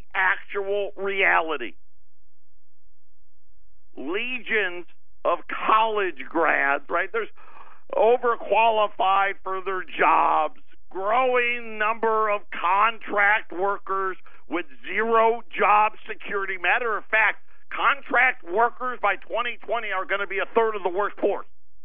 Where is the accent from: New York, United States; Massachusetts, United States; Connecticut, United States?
New York, United States; Syracuse; moved away; Where I grew up in Syracuse